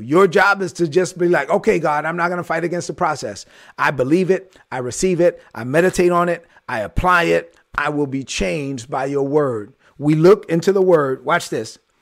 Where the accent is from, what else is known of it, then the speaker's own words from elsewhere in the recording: New York City, New York, United States; moved away; I was straight outta Brooklyn, and I let everybody know I was from Brooklyn